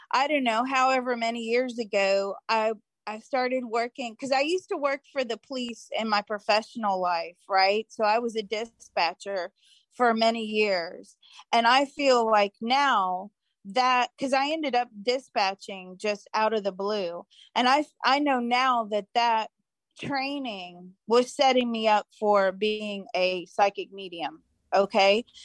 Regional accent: Mississippi, United States; born there; I was born in Mississippi.

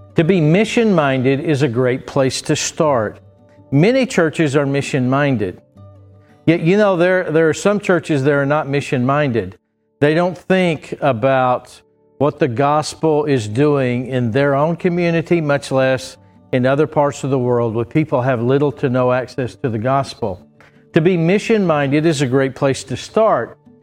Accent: Bristow, Oklahoma, United States; I grew up in Trinity Baptist Church in Bristow, Oklahoma

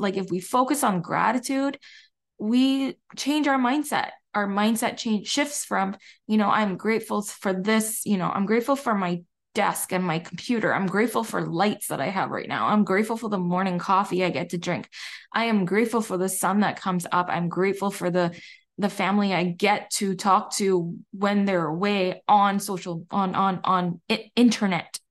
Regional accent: Barbados; I'm from Barbados

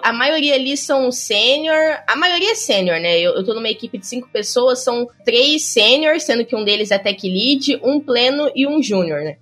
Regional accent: São Paulo, Brazil; moved away as an adult; also born or lived in Porto Alegre; now in Rio de Janeiro, Brazil; eu sou paulista

